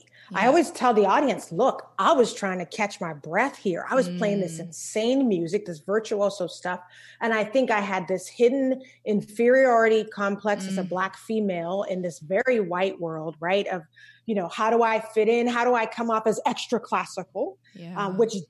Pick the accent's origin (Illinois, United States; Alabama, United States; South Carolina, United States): South Carolina, United States; Charleston; We grew up in Charleston, South Carolina.